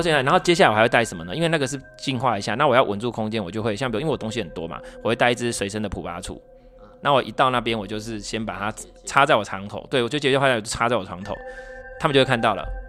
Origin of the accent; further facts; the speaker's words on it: Taiwan; 我们台湾是怎样去拜拜